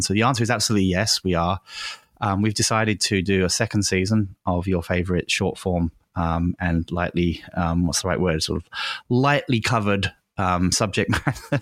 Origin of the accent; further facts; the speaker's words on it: England, United Kingdom; moved away; I grew up in England